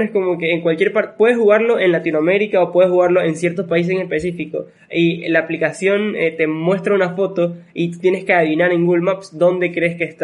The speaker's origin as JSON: {"language": "Spanish", "region": "Basque Country", "country": "Spain", "said": "O sea, por ejemplo, yo que soy vasco, no es con B pequeña, significa que esa descendencia viene de España"}